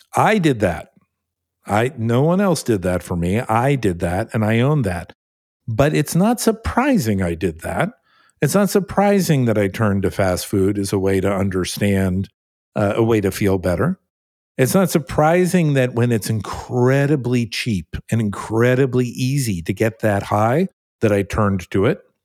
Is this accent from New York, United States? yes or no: no; California, United States; also born or lived in New Jersey; at the age of six, I moved to California, my, well, my family moved to California, I, I went along with them